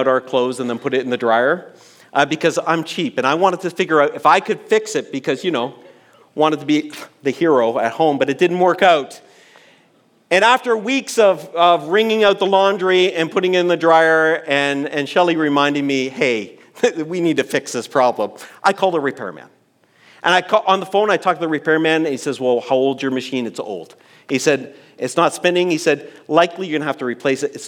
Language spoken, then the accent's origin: English; East Coast of Canada, Atlantic Canada, Canada; I grew up on the East Coast of Canada in a church that was really focused on the holiness